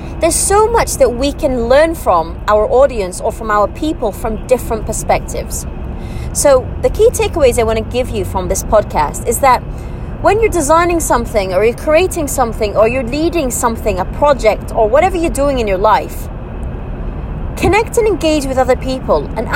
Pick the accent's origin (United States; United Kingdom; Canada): United Kingdom; moved away as an adult; now in United Arab Emirates; I'm British, born and bred British, but I'm living in the UAE